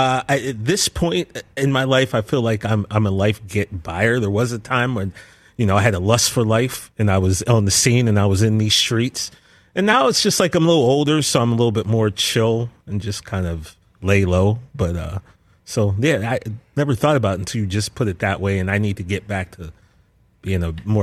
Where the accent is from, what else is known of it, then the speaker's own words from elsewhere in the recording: Altoona, Pennsylvania, United States; I grew up in Altoona, Pennsylvania, kind of in the center of Pennsylvania.